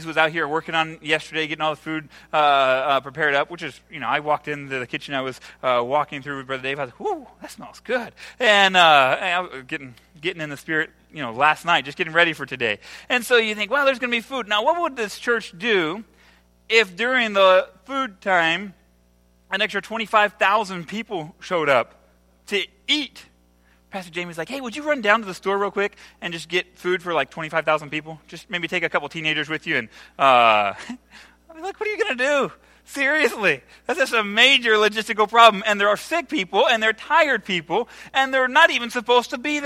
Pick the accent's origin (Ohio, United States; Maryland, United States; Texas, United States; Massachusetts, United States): Ohio, United States; now in El Salvador; I'm from Ohio